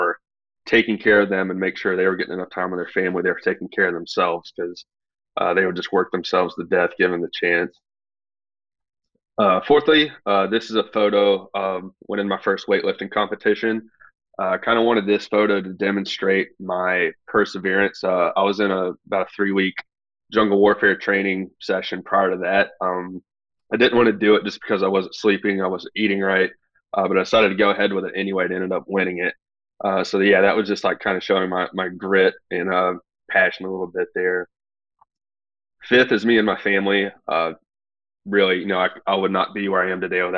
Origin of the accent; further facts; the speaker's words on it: Nashville, North Carolina, United States; moved away as an adult; also born or lived in Charlotte, North Carolina; now in New York, United States; born and raised in Nashville, North Carolina